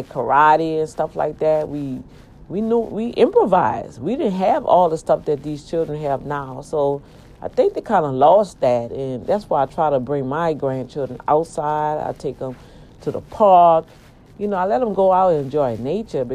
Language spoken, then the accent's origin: English; New Orleans, Louisiana, United States; We moved from the East Bank in New Orleans